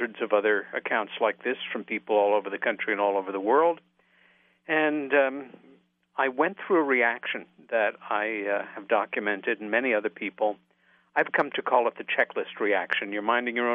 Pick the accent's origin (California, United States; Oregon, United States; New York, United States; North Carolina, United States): New York, United States; Long Island; the house that we grew up in on Long Island, about 30 miles east of New York City.